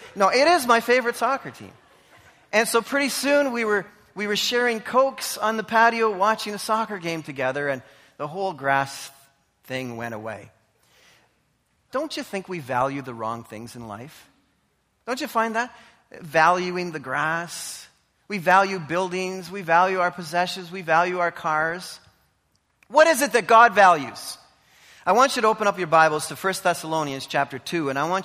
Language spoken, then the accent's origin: English; Canada; I'm a Canadian